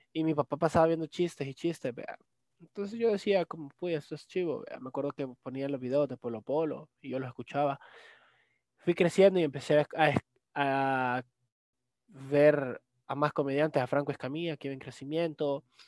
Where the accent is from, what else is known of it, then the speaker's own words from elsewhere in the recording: El Salvador; mis papás son full salvadoreños